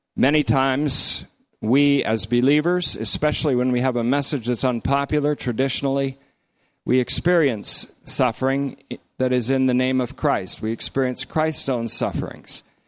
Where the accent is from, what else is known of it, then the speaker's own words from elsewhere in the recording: Vermont, United States; when I was growing up in Vermont